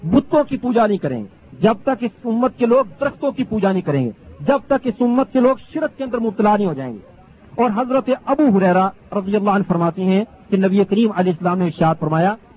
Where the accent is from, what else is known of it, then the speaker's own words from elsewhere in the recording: Lahore, Punjab, Pakistan; moved away; میرا تعلق لاہور شہر سے ہے